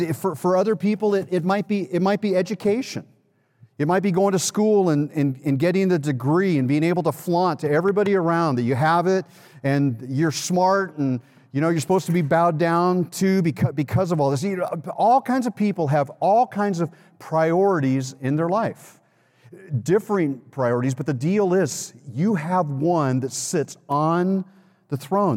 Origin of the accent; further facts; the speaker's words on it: Los Angeles, California, United States; moved away; I'm from Los Angeles